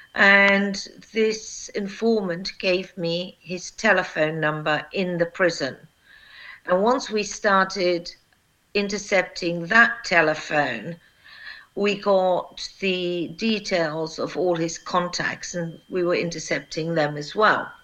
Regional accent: United Kingdom; also born or lived in Kosovo; I am a British prosecutor

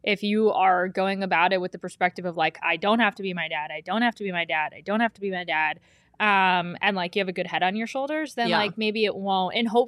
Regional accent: Cleveland, Ohio, United States; I remember I grew up in the Cleveland area.

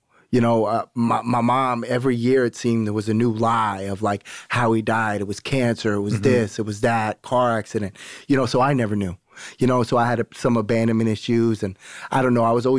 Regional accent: Florida, United States; I'm from Broward County, Florida.

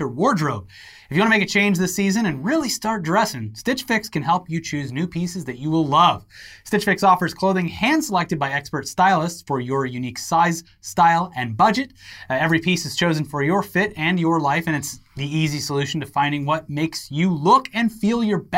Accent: Sarasota, Florida, United States; my hometown public transit is Sarasota County Area Transit.

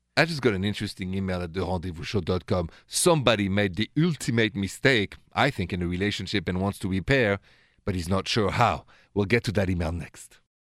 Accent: Paris, Île-de-France, France; accent: French; English is a second language; moved away; my accent is French, straight from Paris

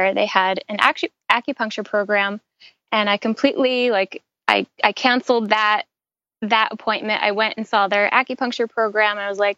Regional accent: New York, United States; growing up in New York, I was always outside playing around

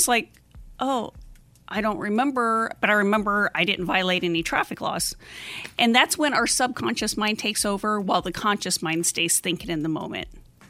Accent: Nebraska, United States; moved away as an adult; I grew up in the Midwest, up in Nebraska, and then I moved to Arizona as an adult

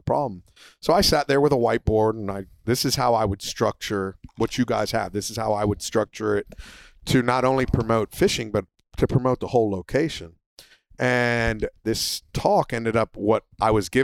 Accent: United States; United States

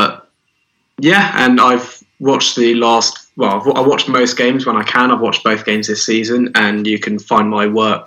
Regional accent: London, United Kingdom; I'm from London.

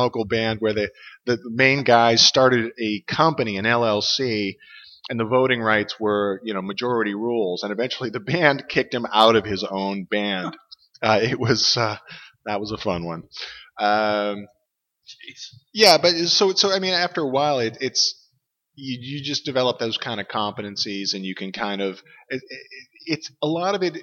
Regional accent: Boston, Massachusetts, United States; moved away as an adult; also born or lived in Michigan / Chicago / Pacific Northwest; now in Portland, United States; I'm originally from Boston, and I spent about 30 years out there.

